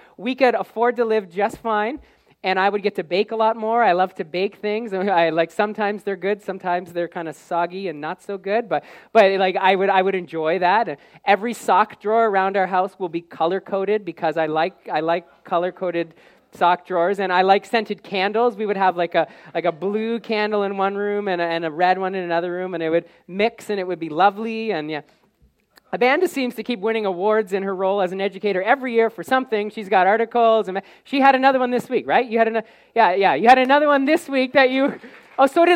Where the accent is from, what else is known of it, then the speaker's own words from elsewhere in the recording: Canada; the education and experience that I may have received growing up in Canada